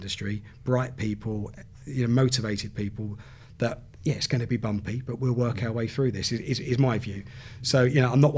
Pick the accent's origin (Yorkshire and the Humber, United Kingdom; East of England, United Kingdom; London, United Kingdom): East of England, United Kingdom; Southend-on-Sea; where I grew up in Southend